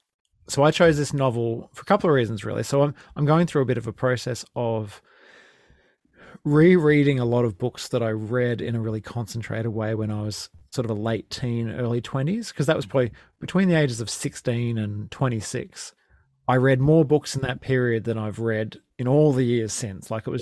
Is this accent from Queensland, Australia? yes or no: yes; Sunshine Coast, Queensland, Australia; so I'm from the Sunshine Coast in Queensland